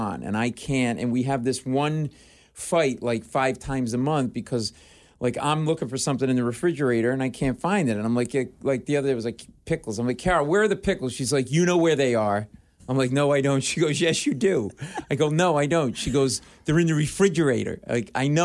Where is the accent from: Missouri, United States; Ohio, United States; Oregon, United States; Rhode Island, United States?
Rhode Island, United States; Providence; now in New York City, United States; I live in New York City, but I grew up in Providence, Rhode Island.